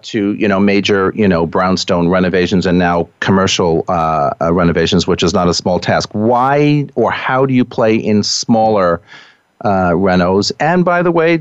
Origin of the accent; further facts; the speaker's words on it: New York City, New York, United States; I'm a New Yorker